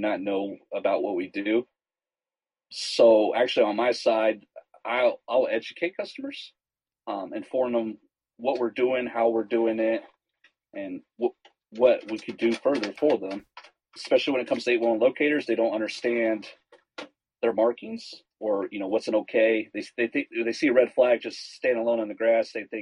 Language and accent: English; Terre Haute, Indiana, United States; I'm actually from Terre Haute.